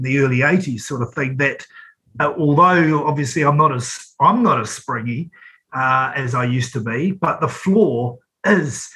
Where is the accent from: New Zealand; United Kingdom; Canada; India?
New Zealand; Napier, Hawke's Bay; moved away; also born or lived in Wellington; I'm born and bred in Napier